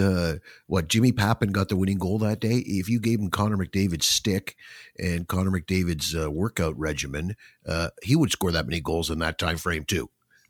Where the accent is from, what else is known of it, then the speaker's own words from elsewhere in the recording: Toronto, Ontario, Canada; now in Ottawa, Canada; I came from Toronto, where I was a Leaf fan, came to Ottawa, and suddenly I couldn't watch the Leafs anymore.